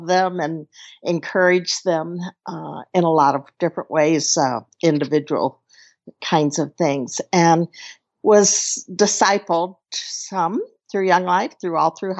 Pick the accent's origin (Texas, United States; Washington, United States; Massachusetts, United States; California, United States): Texas, United States; Dallas; moved away as an adult; I grew up in a wonderful family in Dallas